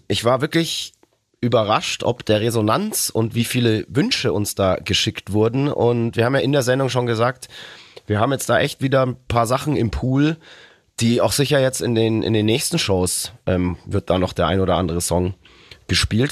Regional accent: Nuremberg, Bavaria, Germany; moved away; Nürnberg ist ja auf jeden Fall immer eine Reise wert und ja nach wie vor auch für mich immer was Besonderes, weil meine Geburtsstadt

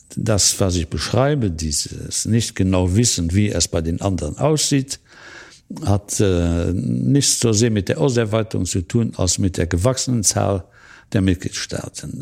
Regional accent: Luxembourg; als Luxemburger

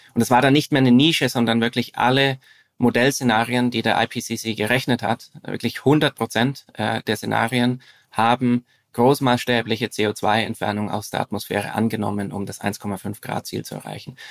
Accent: Franconian Switzerland, northern Bavaria, Germany; moved away as an adult; now in Zurich, Switzerland; ich bin in äh, Deutschland aufgewachsen, im Süden. Mhm. Im, im, Im Norden des Südens, also in, äh, in der fränkischen Schweiz, das ist der, der nördliche Teil von Bayern

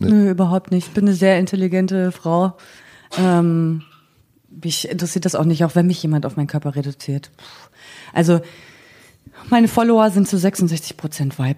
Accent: East Germany, Germany; ich also bin Ossi.

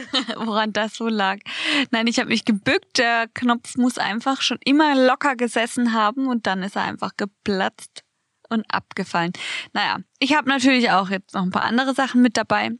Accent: Baden-Baden, Baden-Württemberg, Germany; bei uns in Baden-Baden

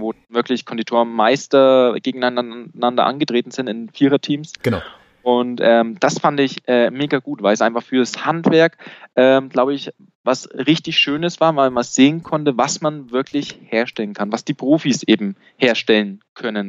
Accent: Bavaria, Germany

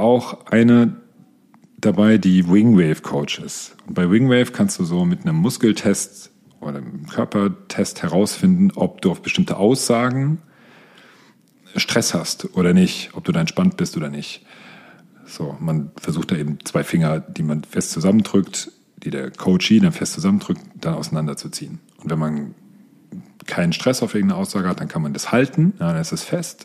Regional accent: near Frankfurt, Hesse, Germany; Ich bin in der Nähe von Frankfurt aufgewachsen

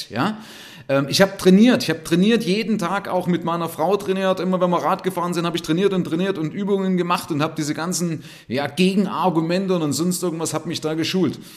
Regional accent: East Germany, Germany; Ich bin Ossi, ja, das heißt, ich bin aus der DDR hier rübergekommen und habe dann auch noch Leuten gezeigt, mit Geld umzugehen. Also ein Ossi, der mit der Ostmark aufgewachsen ist

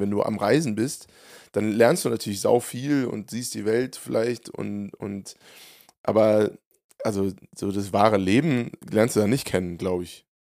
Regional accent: Hofheim am Taunus, Hesse, Germany; meiner Heimat

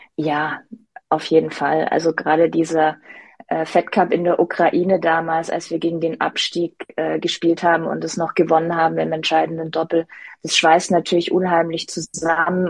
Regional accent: Stuttgart, Baden-Württemberg, Germany; Stuttgart ist meine Heimat

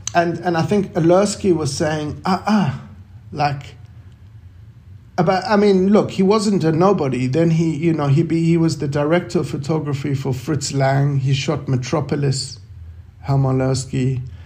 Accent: South Africa; growing up in South Africa during apartheid

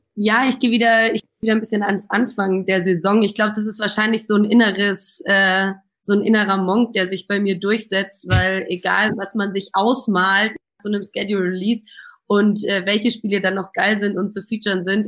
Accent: Munich, Bavaria, Germany; als geborene Münchnerin

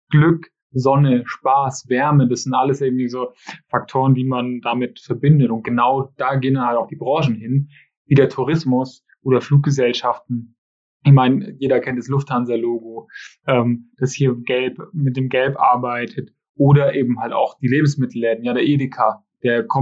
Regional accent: Schongau, Bavaria, Germany; ich komme aus Schongau gebürtig und unser Wappen ist tatsächlich gelb-schwarz mit einem, mit einem schwarzen Adler drauf.

